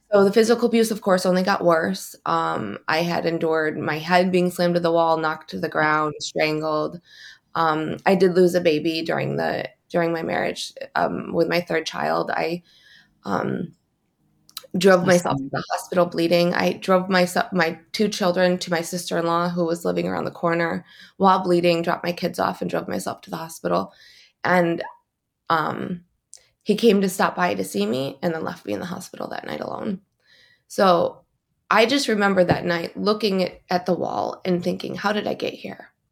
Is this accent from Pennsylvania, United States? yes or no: no; East Lansing, Michigan, United States; I'm from East Lansing, Michigan